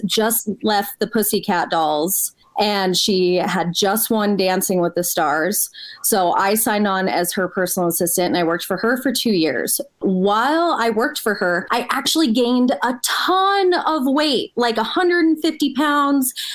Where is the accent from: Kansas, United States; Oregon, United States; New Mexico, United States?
New Mexico, United States; Albuquerque; moved away as an adult; also born or lived in Los Angeles; I'm originally from Albuquerque. I born and raised here